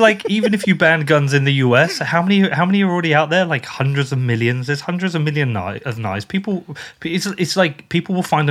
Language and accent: English; United Kingdom